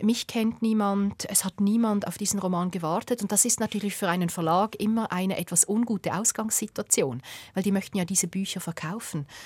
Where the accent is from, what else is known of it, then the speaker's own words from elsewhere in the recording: Bubendorf, Basel-Landschaft, Switzerland; ich bin in diesem Bubendorf aufgewachsen